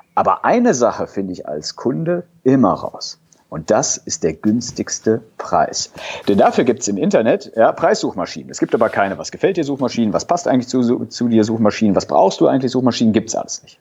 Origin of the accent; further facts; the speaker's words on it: a small town near Cologne, North Rhine-Westphalia, Germany; Bin Rheinländer, ja, auch vom, vom Herzen her, komme aus einer kleinen Stadt hier in der Nähe von Köln